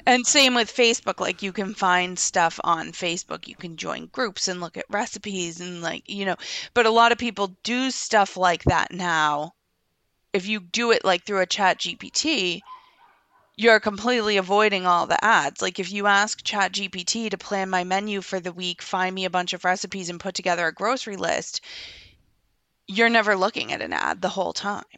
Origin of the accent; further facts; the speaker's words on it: United States; as an American